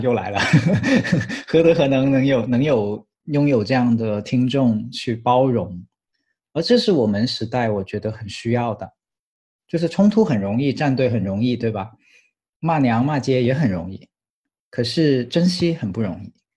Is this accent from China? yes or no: yes; Guangdong, China; 我是个广东人